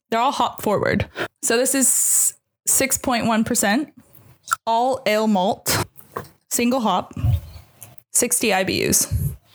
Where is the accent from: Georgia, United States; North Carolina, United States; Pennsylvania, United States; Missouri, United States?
Missouri, United States; moved away; growing up in Missouri